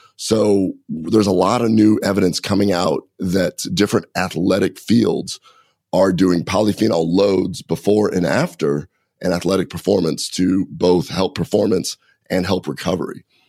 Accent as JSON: {"language": "English", "region": "Nebraska", "country": "United States", "tie": "born or raised there", "said": "I grew up in Nebraska."}